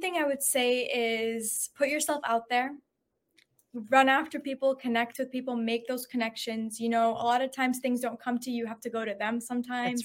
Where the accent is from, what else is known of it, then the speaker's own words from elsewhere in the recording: Houston, Texas, United States; also born or lived in Syria / San Antonio, Texas; I was originally from Houston. I was in Houston, but I went to college in San Antonio